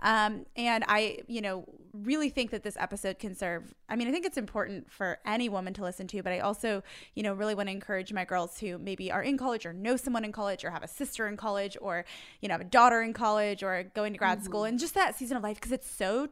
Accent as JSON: {"language": "English", "region": "Indiana", "country": "United States", "said": "I'm from Indiana"}